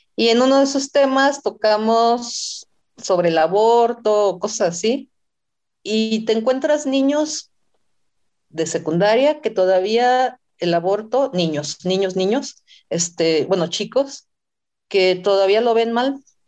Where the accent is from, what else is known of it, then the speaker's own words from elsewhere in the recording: Sinaloa, Mexico; moved away as an adult; now in Mexico City, Mexico; iba a la ciudad, de, Sinaloa, iba a mi tierra natal